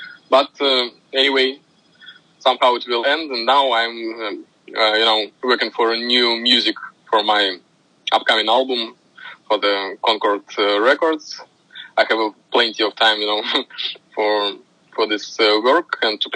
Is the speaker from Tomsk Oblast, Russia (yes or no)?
yes; Tomsk, Tomsk Oblast, Russia; born or raised there; English is a second language